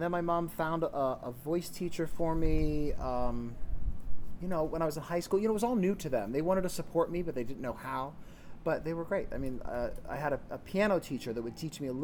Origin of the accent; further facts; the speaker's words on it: Latrobe, Pennsylvania, United States; Originally from Western Pennsylvania, Latrobe, Pennsylvania. That's where I grew up.